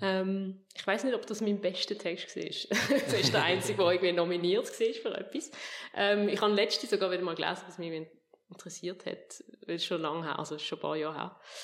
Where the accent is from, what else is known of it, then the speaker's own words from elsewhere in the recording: Fricktal, Aargau, Switzerland; also born or lived in Eptingen, Basel-Landschaft; wechsel ins Fricktal auf Oberzeien. Das liegt so sehr sehr genau zwischen Basel und Zürich